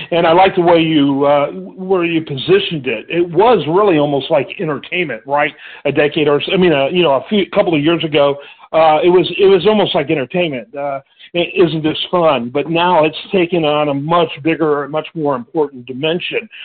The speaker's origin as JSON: {"language": "English", "region": "Michigan", "country": "United States", "tie": "born or raised there", "moved": "yes", "said": "I grew up in Michigan"}